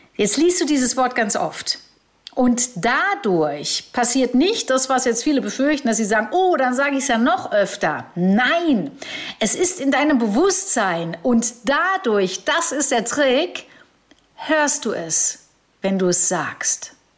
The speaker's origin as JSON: {"language": "German", "country": "Germany", "said": "hier in Deutschland"}